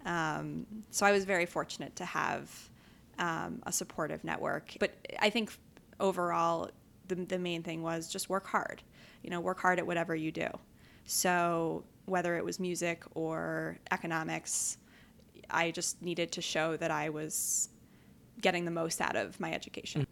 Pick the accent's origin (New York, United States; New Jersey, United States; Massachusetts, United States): New York, United States; New York City; I grew up in New York City